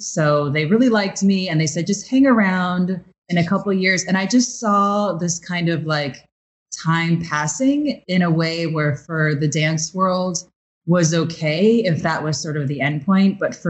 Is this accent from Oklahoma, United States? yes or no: no; Chicago, Illinois, United States; now in New York, United States; You know, I'm a dancer from Chicago. I just moved to New York.